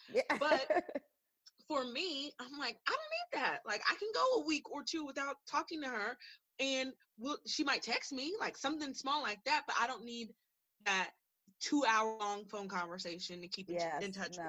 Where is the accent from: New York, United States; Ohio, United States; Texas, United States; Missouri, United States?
Texas, United States; also born or lived in California; we moved from California to Texas